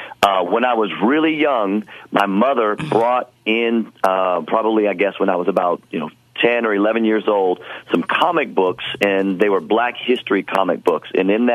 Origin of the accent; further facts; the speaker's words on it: D.C., Northern Virginia, United States; So, I grew up near Washington, D.C. in Northern Virginia, years ago.